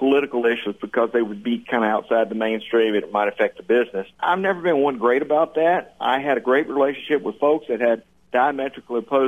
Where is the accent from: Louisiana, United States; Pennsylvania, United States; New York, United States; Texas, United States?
Louisiana, United States; moved away as an adult; also born or lived in Washington, D.C.; now in New Mexico, United States; I'm originally from Louisiana. I've born, raised, and lived there most of my life.